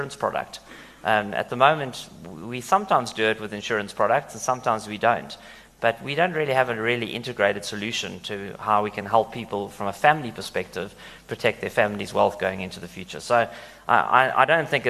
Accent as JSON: {"language": "English", "country": "South Africa", "said": "we as South Africans"}